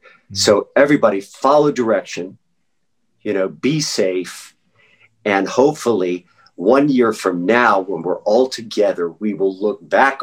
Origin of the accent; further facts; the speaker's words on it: Norfolk, Virginia, United States; born there; also born or lived in Louisville / Wake Forest; Louisville, Kentucky, I graduated from high school. I was born in Norfolk, Virginia. My dad went to Richmond. We lived in Wake Forest.